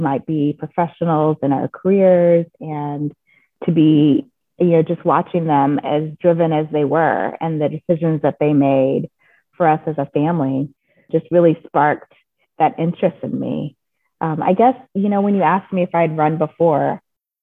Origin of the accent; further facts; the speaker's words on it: the South, United States; I grew up in the South in the 70s